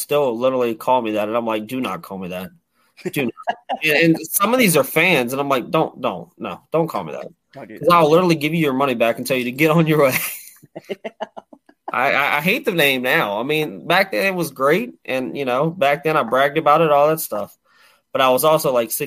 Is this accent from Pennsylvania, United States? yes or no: no; Prince George, Virginia, United States; my hometown of Prince George